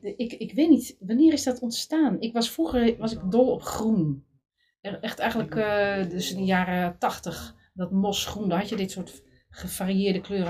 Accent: Middelburg, Zeeland, Netherlands; ik kom uit Zeeland, Middelburg, een beetje provinciaal

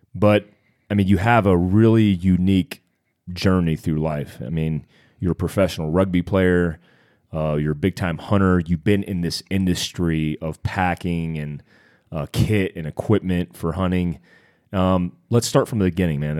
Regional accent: North Carolina, United States; I grew up in North Carolina

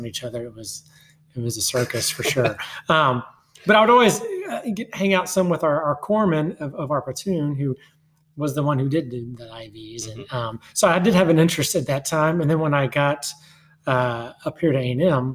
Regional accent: Houston, Texas, United States; also born or lived in Fort Worth, Texas / Tyler, Texas; now in College Station, United States; I grew up in Houston

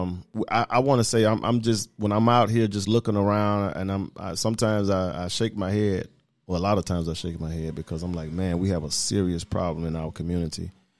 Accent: the South, United States; And again, I come from the South. So I didn't see a lot of this, not in Atlanta, but now I'm seeing a lot of it.

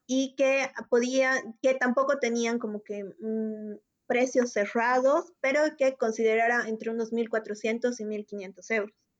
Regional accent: Bolivia; moved away as an adult; now in Spain; nosotros somos bolivianos y actualmente tanto Adrián como yo estamos viviendo en el exterior

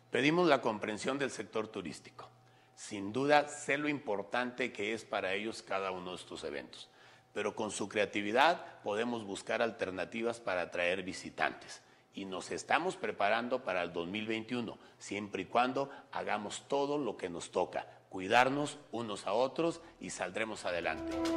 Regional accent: Aguascalientes, Mexico; nos identifican como aguascalentenses, como mexicanos

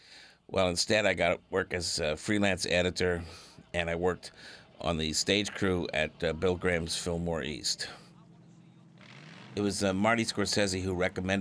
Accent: Paris, Île-de-France, France; born there; I was born in Paris in 1947.

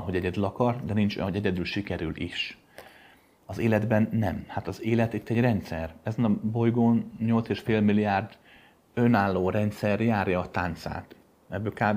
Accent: Pöttyös utca, near Kőbánya, Budapest, Hungary; a Pöttyösi után laktam gyerekkoromban.

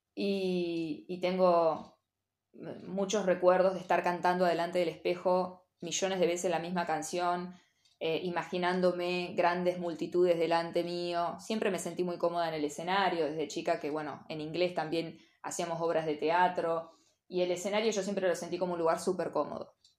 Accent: General Villegas, Buenos Aires Province, Argentina; moved away as an adult; Yo vengo de un pueblo de General Villegas donde la mayoría, por lo menos en mi época, como diría mi mamá, ya empecé a decir mi época. En mi época, eh, o nos íbamos a estudiar o nos quedábamos a trabajar en Villegas.

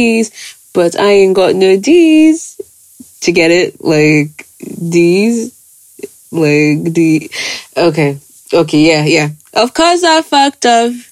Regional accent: Ghana; being Ghanaian

